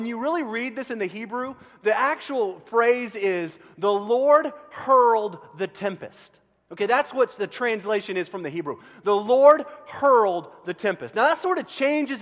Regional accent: Central Texas, United States; I grew up in Central Texas

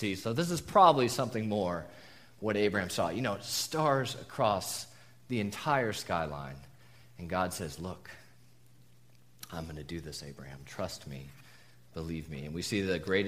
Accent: Southern California, United States; moved away as an adult; also born or lived in Tucson, Arizona; we're SoCal natives originally, but spent the last 5 years before moving here in the desert

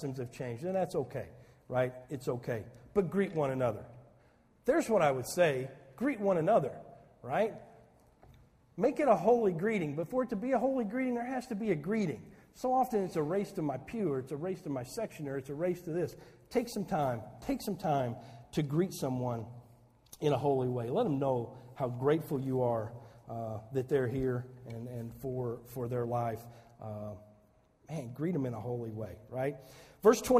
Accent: Saline County, Southern Illinois, United States; moved away as an adult; also born or lived in Chicago; I'm a hayseed from Southern Illinois. I'd never been out of Saline County before

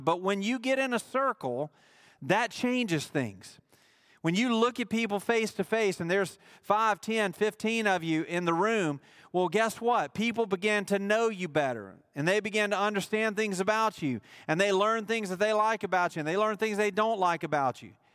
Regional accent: Mississippi, United States; he chose to plant me in the state of Mississippi

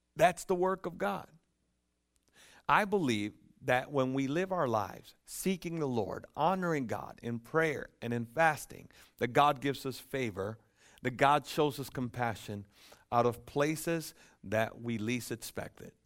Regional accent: Dominican Republic; also born or lived in Lucas County, Ohio; now in United States; I'm from the Dominican Republic, and, um, um, by birth

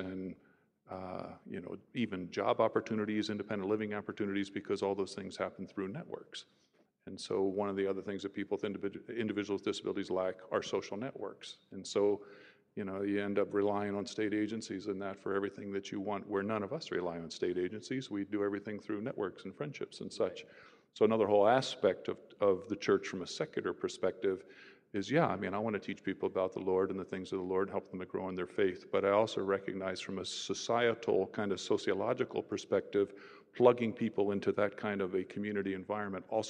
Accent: Philadelphia area, New Jersey, United States; moved away as an adult; also born or lived in Illinois / Los Angeles; I'm originally from New Jersey, just the Philadelphia area

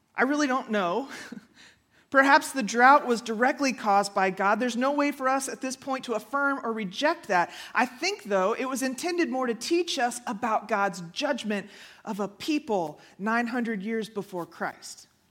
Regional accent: Houston, Texas, United States; moved away; I grew up in Houston

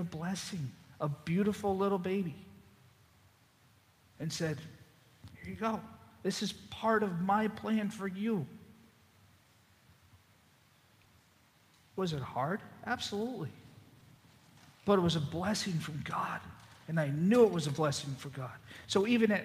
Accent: Boston, Massachusetts, United States; moved away; also born or lived in Zachary, Louisiana; I'm from Boston

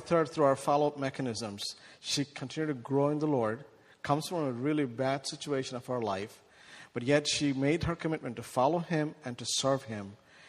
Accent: India; now in United States; 480 million children who are 18 years young live in our country, live in my home country in India. That's way beyond what we have in U.S.

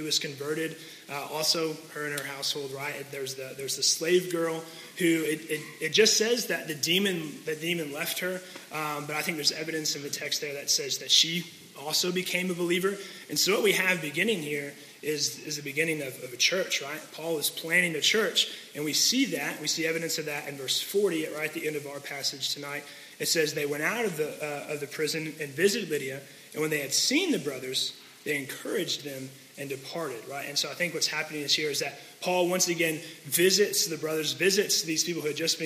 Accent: Louisville, Kentucky, United States; moved away as an adult; also born or lived in Murray, Kentucky; Laura and I originally grew up in J-Town. We grew up in Louisville, grew up in this church, moved away to Murray

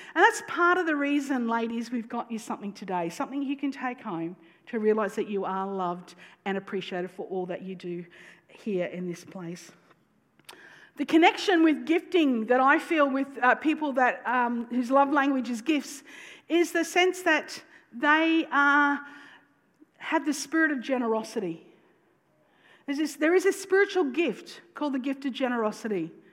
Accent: North Queensland, Australia; I'm from North Queensland

